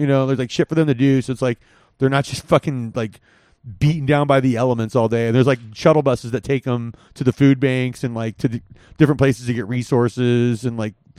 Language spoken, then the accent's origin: English; California, United States; growing up in California, never saw this.